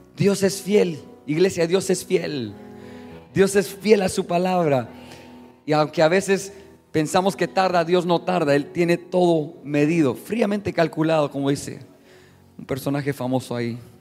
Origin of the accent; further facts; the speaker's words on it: Mexico; Yo soy mexicano